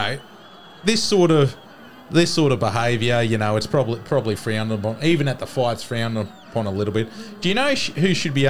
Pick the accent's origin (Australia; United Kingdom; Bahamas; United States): Australia; being Australian